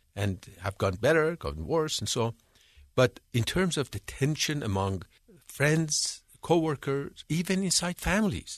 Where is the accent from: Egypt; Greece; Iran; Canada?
Iran; moved away as an adult; also born or lived in England; now in United States; I'm from Iran. I was born and raised in Iran.